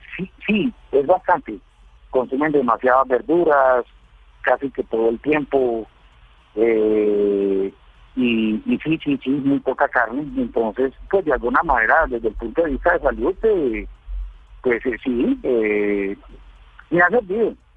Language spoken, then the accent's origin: Spanish; Colombia; moved away as an adult; also born or lived in Cali / Antioquia; now in Guatemala; Aquí estoy como buen como buen caleño paisa. ¿sí? Tengo familia en ambos lados, por parte de mamá y papá.